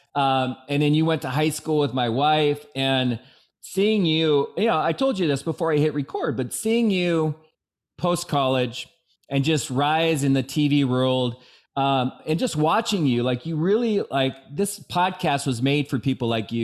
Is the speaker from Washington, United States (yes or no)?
yes; Bellevue, Washington, United States; born or raised there